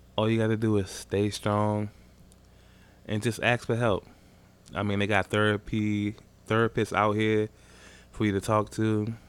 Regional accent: Maryland, United States; I'm from Maryland

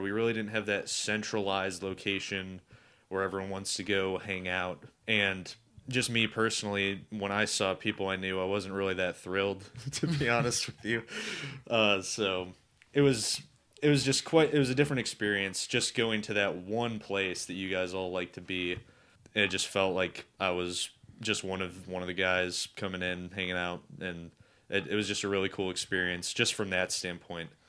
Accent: Cleveland, Ohio, United States; this kid from Cleveland. and I have my accent

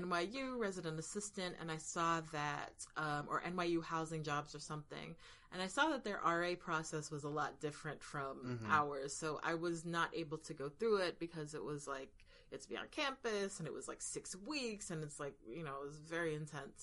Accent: Florida, United States; moved away as an adult; now in New York, United States; I was a young Floridian

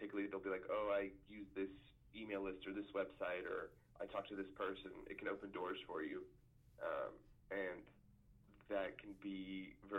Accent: Texas, United States; growing up in Texas

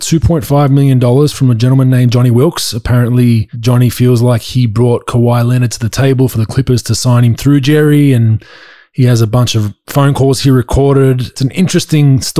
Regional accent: Australia; accent: Australian; moved away; my Australian accent

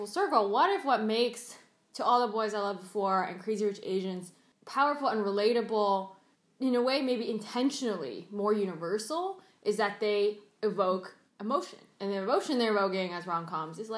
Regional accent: the South, United States; first language Cantonese; I grew up in the South.

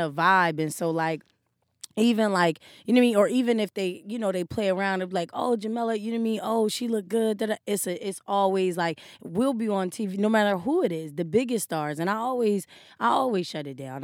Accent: Wilmington, Delaware, United States; moved away as an adult; Delaware, Wilmington.

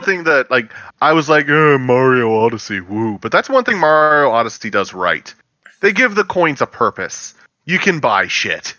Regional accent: the South, United States; I am a Southerner

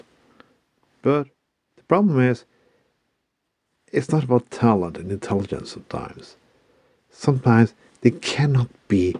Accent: Bergen, Vestland, Norway; my hometown of Bergen

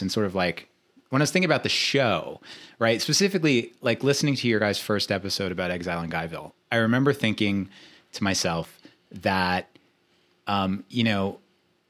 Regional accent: New York City, New York, United States; I grew up in Queens

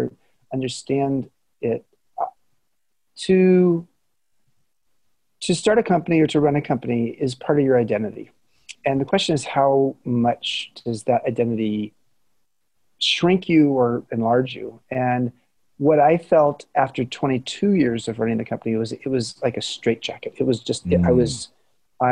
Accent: Southern California, United States; also born or lived in Bay Area, California; I grew up in Southern California

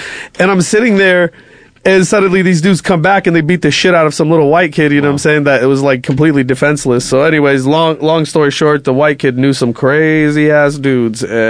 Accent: Moreno Valley, California, United States; also born or lived in Canoga Park / Reseda; when I first started battling, I was in Moreno Valley.

